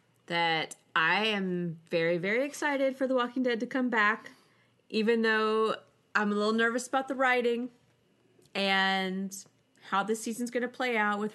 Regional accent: the South, United States; And I'm from the South

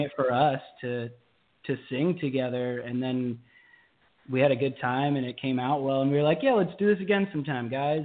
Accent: Pipersville, Pennsylvania, United States; I'm actually also from uh, the Philadelphia area. Yeah. I'm from Bucks County, a little town called Pipersville

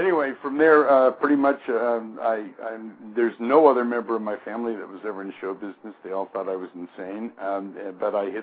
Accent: San Rafael, California, United States; moved away as an adult; also born or lived in Hawaii; now in Massachusetts, United States; I was born in Northern California in a little town called San Rafael, which probably isn't so little anymore

